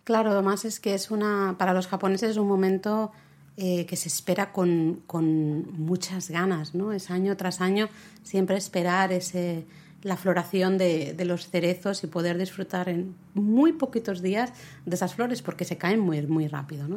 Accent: Catalonia, Spain; soy la catalana

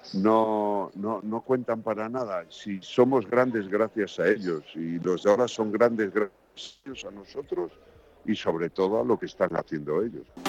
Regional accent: Galicia, Spain; soy gallego

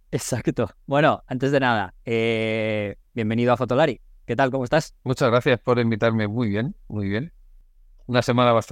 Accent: Galicia, Spain; also born or lived in Madrid; yo soy gallego, nacido en Madrid, pero me considero gallego, de hacer varias rutas fotográficamente en Galicia.

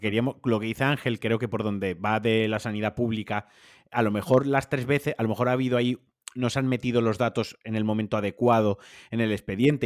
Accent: Valencian Community, Spain; now in Atlanta, United States; como valenciano

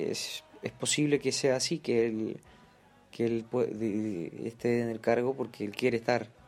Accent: Uruguay; now in Barcelona, Spain; periodista eh, uruguayo y corresponsal en, en Barcelona y en Europa para BTV de Uruguay.

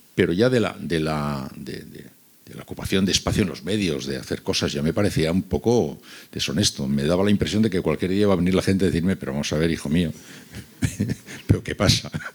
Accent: San Sebastián, Basque Country, Spain; moved away; also born or lived in Seville; yo soy de San Sebastián, pero viví casi cinco años en Sevilla.

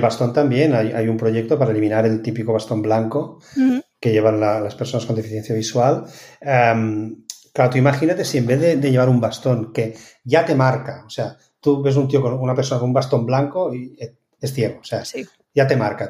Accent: Spain; now in Netherlands; poder volver a España

